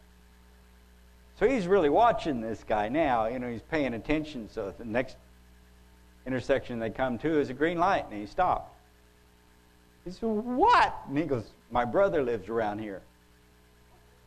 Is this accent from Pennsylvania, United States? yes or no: no; Oklahoma, United States; I'm from Oklahoma